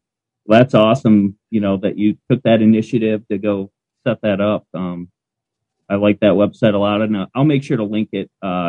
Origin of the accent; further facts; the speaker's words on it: Michigan, United States; accent: Canadian; I'm from Michigan